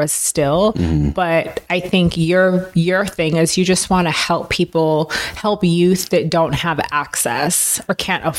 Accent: Oakland, California, United States; moved away as an adult; also born or lived in Berkeley / Michigan; now in Las Vegas, United States; I grew up in the Bay Area. I grew up in Oakland, Berkeley. Yeah, I grew up there.

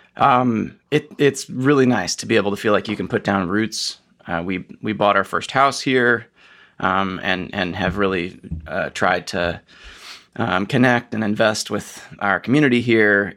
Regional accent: Atlanta, Georgia, United States; moved away as an adult; also born or lived in Minnesota / Houston / Oregon / San Francisco; now in Pittsburgh, United States; I'm from Atlanta

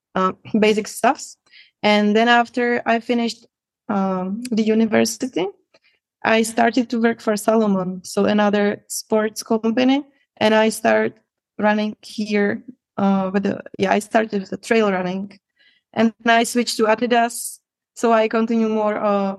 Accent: Prague, Czechia; English is a second language; I'm from Czech Republic, from Prague. I was born there, and actually I lived there my whole life.

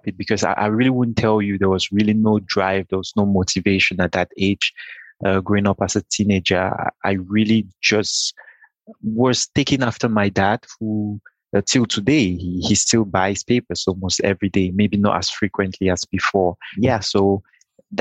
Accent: Cameroon; I was born and raised in Cameroon.

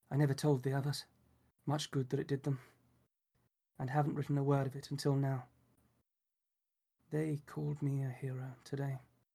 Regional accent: Enfield, London, United Kingdom; And I grew up partially in Enfield, London.

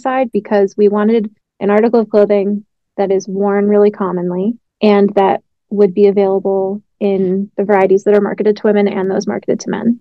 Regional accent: Connecticut, United States; now in Seattle, United States; I am based in Seattle, Washington, but I'm originally from Connecticut

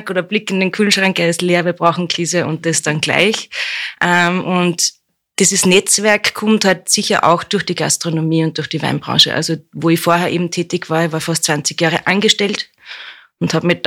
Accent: Spitz, Lower Austria, Austria; Ich komme aus der Wachau, aus Spitz und ähm, ja, in der Wachau spielt Wein eine große Rolle, Kulinarik eine große Rolle

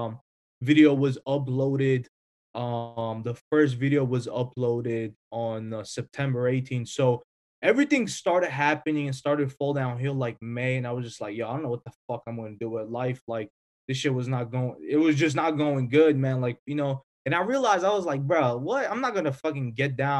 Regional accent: North Macedonia; moved away; I'm obviously from Europe, Macedonia

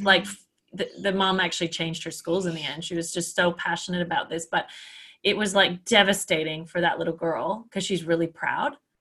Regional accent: Canada; I'm Canadian.

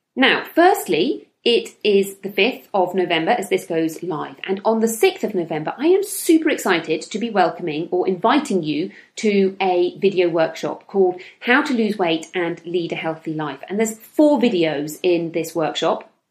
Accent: United Kingdom; I'm from the United Kingdom, where everybody drinks tea

